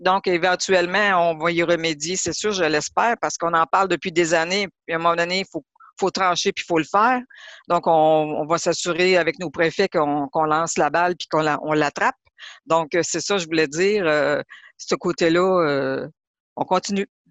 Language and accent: French; Lebel-sur-Quévillon, Quebec, Canada; en tant que Québécoise parce que j'ai grandi à Lebel-sur-Quivillon